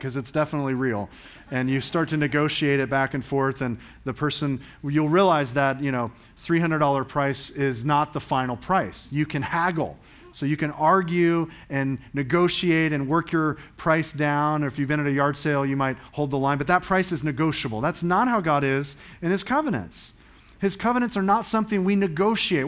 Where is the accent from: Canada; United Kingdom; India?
United Kingdom; England; I'm an English guy